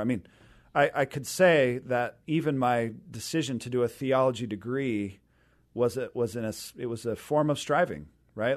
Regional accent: Renton, Washington, United States; also born or lived in Seattle; I grew up down in the Renton area and, uh, Renton Highlands, so kind of that East Renton corner there

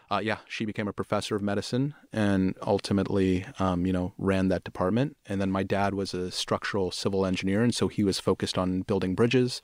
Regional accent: Pittsburgh, Pennsylvania, United States; moved away; also born or lived in Houston / Bombay, India; I grew up in Pittsburgh.

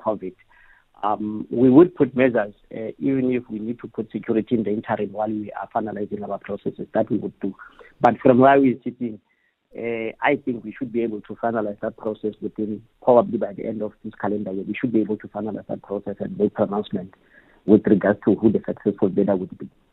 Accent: Gauteng, South Africa; I'm from Gauteng

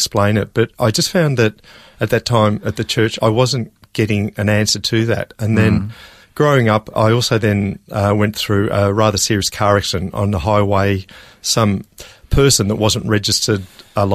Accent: Melbourne, Victoria, Australia; also born or lived in Norway; I was born and raised in Melbourne

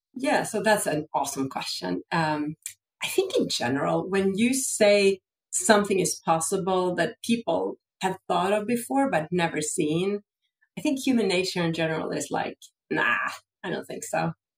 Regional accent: Sweden; I grew up in Sweden

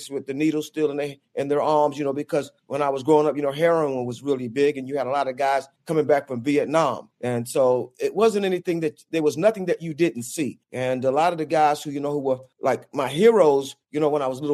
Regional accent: New York City, New York, United States; also born or lived in Wilmington, North Carolina; my roots started in Wilmington, North Carolina, but I was raised in Brooklyn, New York, in a section of Brooklyn called Bed-Stuy

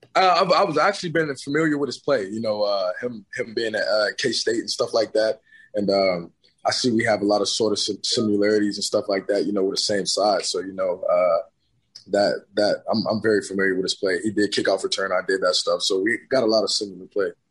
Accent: Tulsa, Oklahoma, United States; I'm from, I'm from Tulsa

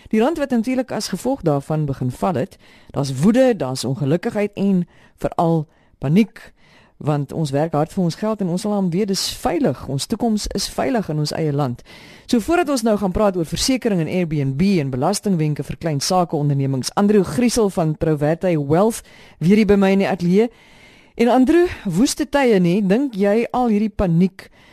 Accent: South Africa; Ons is Suid-Afrikaners

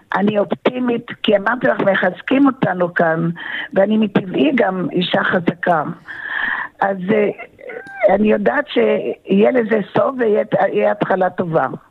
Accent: Tel Aviv, Tel Aviv District, Israel; now in Rehovot, Israel; אני נולדתי בתל אביב

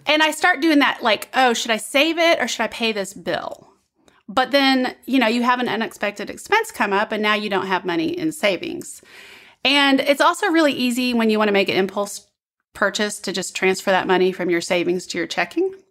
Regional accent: Midwest, United States; now in Southern United States; I'm from the Midwest

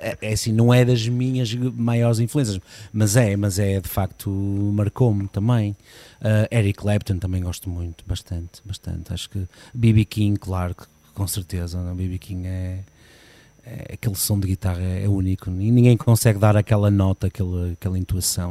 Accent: Porto, Norte, Portugal; now in Gondomar, Portugal; nasci no Porto, sim. Nasci em casa.

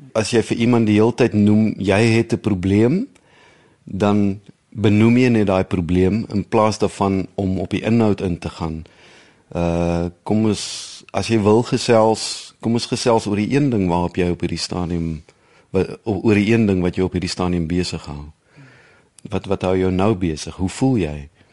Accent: Villiersdorp, Western Cape, South Africa; moved away as an adult; also born or lived in Bloemfontein / Netherlands; Ek is in die Oos-Kaap gebore het op Villiersdorp groot geword

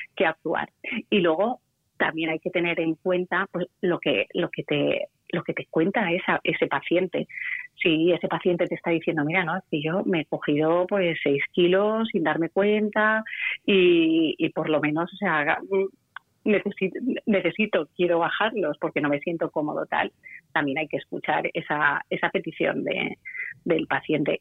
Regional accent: Valencia, Valencian Community, Spain; yo soy de Valencia

